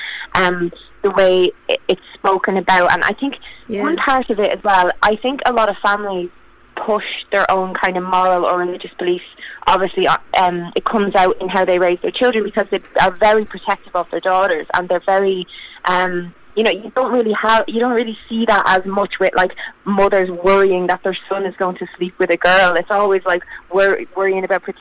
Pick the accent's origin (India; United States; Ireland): Ireland; I'm in Ireland, and I grew up in Ireland